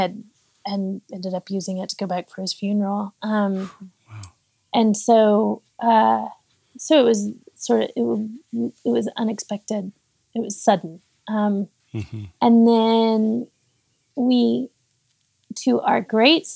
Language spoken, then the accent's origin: English; Austin, Texas, United States; moved away as an adult; also born or lived in Pittsburgh, Pennsylvania; Austin, Texas, which is where I'm from, my hometown